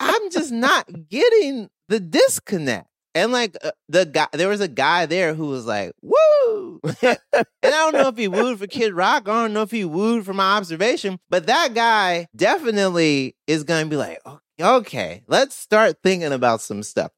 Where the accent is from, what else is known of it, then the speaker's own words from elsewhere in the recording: the South, United States; I'm a millennial who grew up in the South